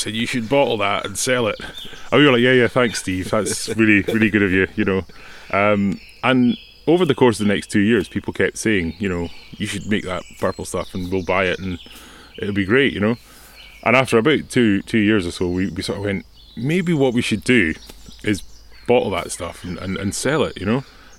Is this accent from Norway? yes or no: yes; Norway; English is a second language; It really reminds me of growing up in Norway.